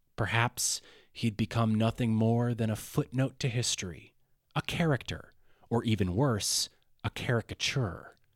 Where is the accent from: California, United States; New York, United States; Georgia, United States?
Georgia, United States; Athens; my hometown of Athens, Georgia